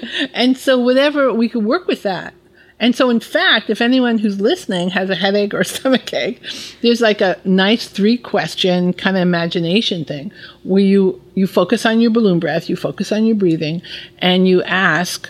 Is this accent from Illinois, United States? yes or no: no; New York City, New York, United States; I grew up in New York City